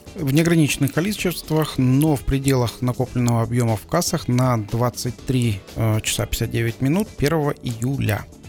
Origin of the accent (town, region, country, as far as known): Kazakhstan